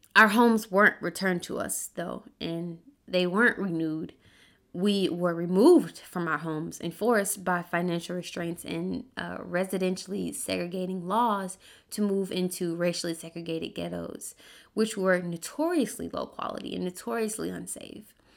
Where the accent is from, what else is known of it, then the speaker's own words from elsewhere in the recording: Birmingham, Alabama, United States; when I was a kid in Birmingham, so I'm from Birmingham, Alabama